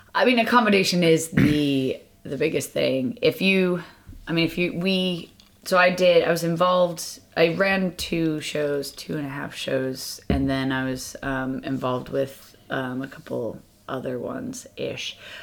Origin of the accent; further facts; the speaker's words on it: United States; now in London, United Kingdom; I'm American